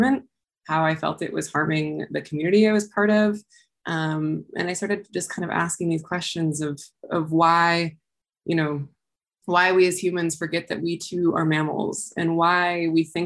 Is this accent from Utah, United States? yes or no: yes; Heber City, Utah, United States; I was raised in Heber City, Utah